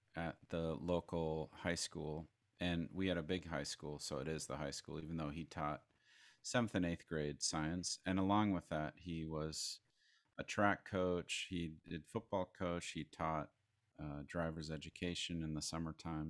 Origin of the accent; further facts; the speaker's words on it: Crookston, Minnesota, United States; I was born in Crookston, Minnesota in 1979